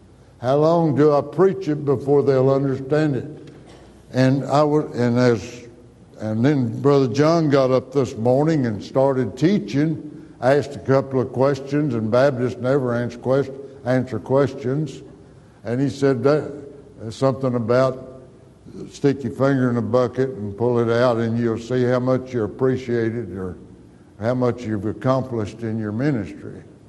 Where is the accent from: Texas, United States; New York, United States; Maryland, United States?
Texas, United States; Stinnett; My dad, we moved to Stinnett, Texas. There's nothing beautiful about that town. I wish I could say my hometown was a beautiful place. It's just a sand, just kind of, it was an oil field town.